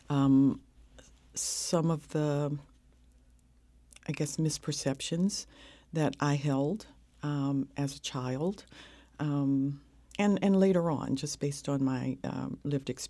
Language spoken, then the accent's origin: English; North Carolina, United States; growing up in North Carolina um, in the segregated South in the 50s.